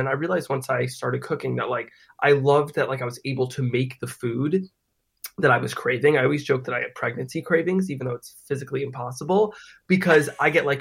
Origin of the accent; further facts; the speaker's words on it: New Jersey, United States; I grew up in New Jersey, as you said, and I had a very normal childhood